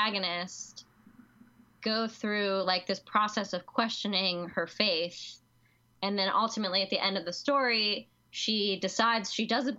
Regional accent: Catonsville, Maryland, United States; I am from Baltimore, the Baltimore area. I grew up in like Arbutus, Catonsville area

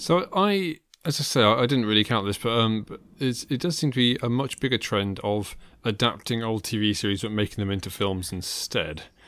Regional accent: England, United Kingdom; I'm English

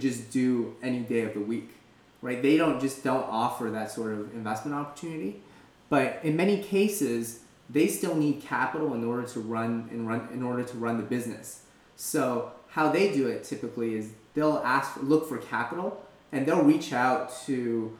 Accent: Canada; moved away as an adult; also born or lived in Philadelphia, United States; now in San Francisco Bay Area, United States; originally I'm from Canada

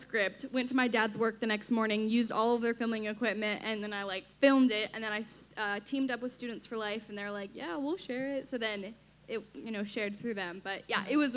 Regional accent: Washington, United States; Everyone thinks I'm from D.C., but I'm from Washington State.

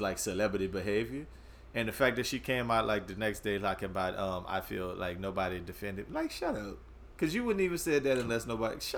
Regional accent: Louisiana, United States; we grew up in Louisiana

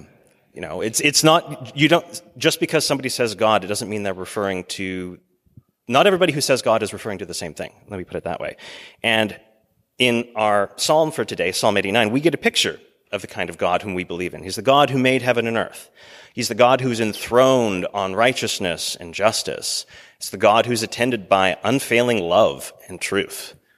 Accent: Canada; now in United States; I'm born and raised in Canada.

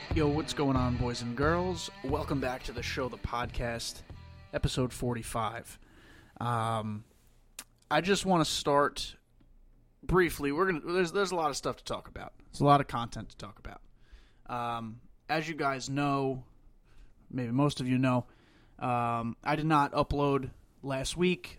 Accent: Long Island, New York, United States; moved away; I'm from Long Island. I was raised on Long Island

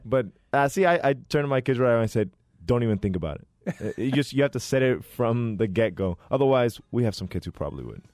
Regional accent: Phoenix, Arizona, United States; born and raised here in Phoenix, Arizona. Been here my whole life

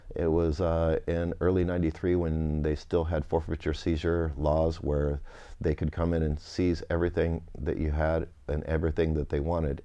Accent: Napa Valley, California, United States; also born or lived in Winters, California; I grew up, I was born and raised in Napa Valley, so where I played as a child is now Opus One

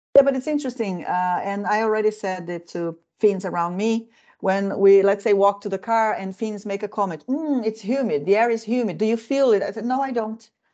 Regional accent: Midwest of Brazil, Central-West, Brazil; now in Finland; I come from the uh, Midwest of the country

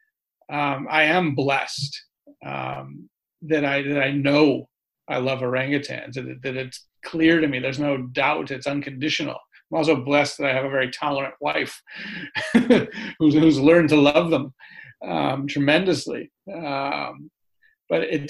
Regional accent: California, United States; accent: New Yorker; moved away; also born or lived in New York City; I'm from California, but I lived in New York City for the last 20 years

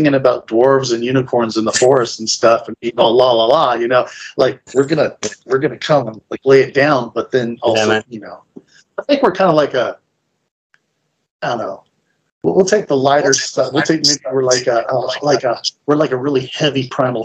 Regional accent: San Francisco Bay Area, California, United States; being from growing up in the San Francisco Bay Area

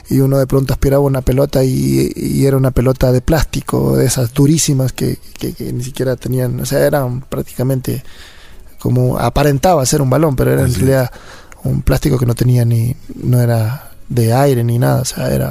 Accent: La Crespa, Manabí, Ecuador; also born or lived in Chone / Flavio Alfaro; yo nací en Chone, en la provincia de Manabí, pero... 100% Manaba, como dicen. 100%, eso sí. este, y, pero de ahí me crié en un pueblito que se llama La Crespa.

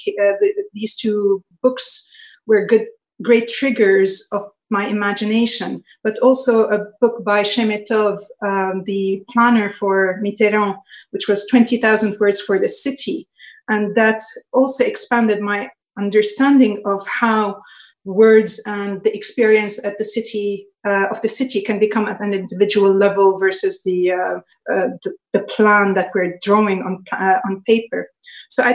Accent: Lebanon; I was raised in Lebanon

